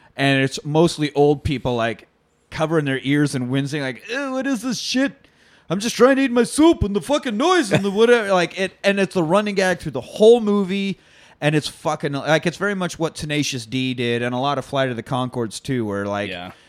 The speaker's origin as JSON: {"language": "English", "town": "Manhattan", "region": "Kansas", "country": "United States", "tie": "born or raised there", "said": "born and raised in Manhattan, just always been a Manhattan guy"}